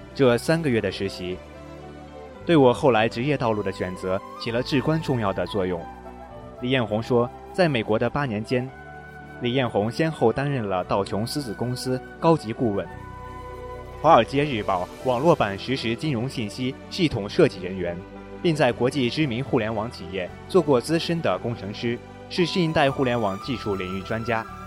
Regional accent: Shanxi, China; 百度的老总可是我们山西人呢

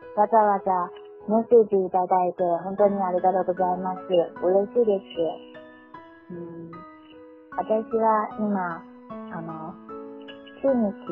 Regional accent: China; born or raised there; Japanese is a second language

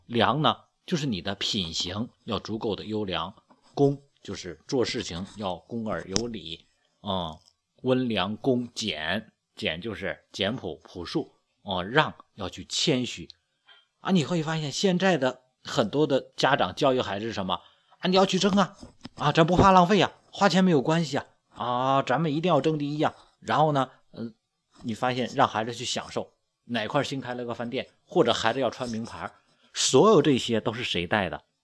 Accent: China; 我们中国人

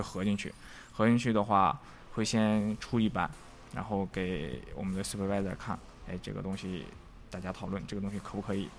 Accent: Northeast China, China; moved away as an adult; also born or lived in Shanghai; 我是，我是一个东北人。

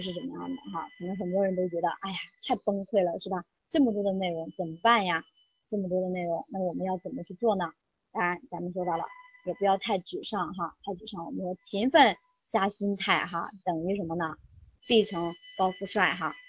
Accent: Henan, China; 咱们都是河南的

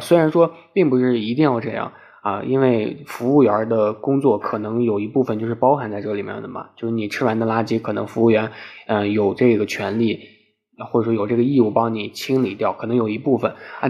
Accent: Shanxi, China; moved away; 我的家乡，比如说山西

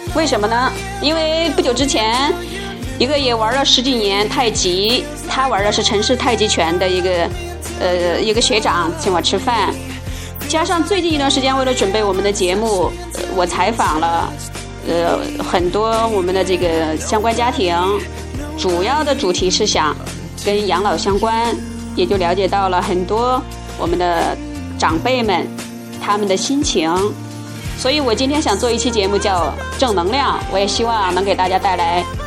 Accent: China; 我们中国人

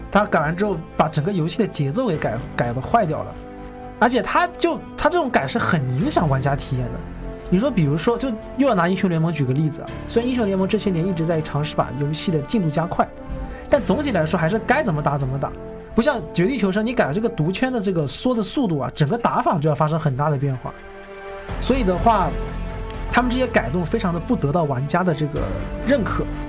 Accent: Shenzhen, Guangdong, China; 我是深圳人

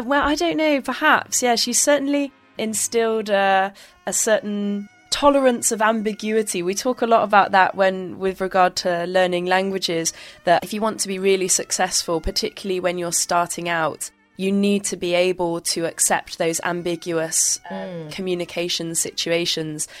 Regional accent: Bristol, South West England, United Kingdom; moved away as an adult; also born or lived in Worcester / France; now in Beijing, China; I was born basically in the southwest, uh, quite close to the Midlands, in a place called Worcester. I, I moved to the Bristol area when I was fairly young as well

